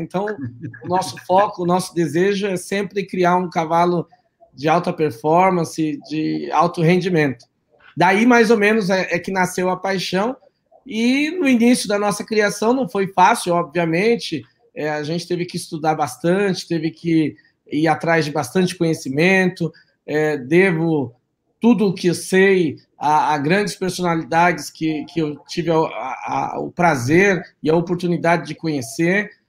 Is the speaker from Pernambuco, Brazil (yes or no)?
no; São Paulo, Brazil; Eu nasci aqui em São Paulo, mesmo capital, mas os meus pais são do interior de São Paulo, da região de Marília